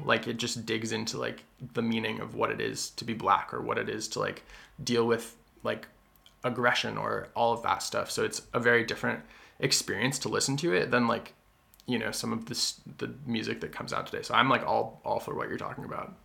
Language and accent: English; the Berkshires, Massachusetts, United States; growing up in the Berkshires, being 75% white, partially Asian